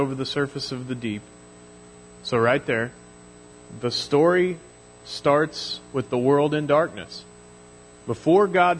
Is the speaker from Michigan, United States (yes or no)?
no; Mission, Kansas, United States; now in El Dorado, United States; I grew up in Mission, Kansas, which is, you know, one of the smaller Kansas City suburbs